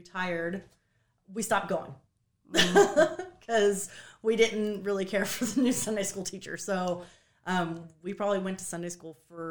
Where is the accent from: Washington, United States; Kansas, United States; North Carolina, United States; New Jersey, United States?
Kansas, United States; I am from Kansas originally. I grew up in a very small town, less than 200 people, very small town